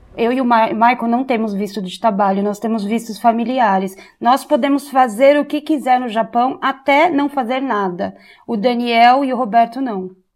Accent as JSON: {"language": "Portuguese", "country": "Brazil", "also_born_or_lived": "Kyoto, Japan", "moved": "as an adult", "lives_now": "Japan", "said": "ser brasileira"}